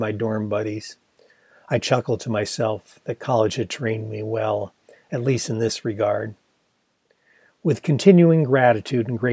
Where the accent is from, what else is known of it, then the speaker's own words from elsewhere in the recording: Ann Arbor, Michigan, United States; Ann Arbor, Michigan.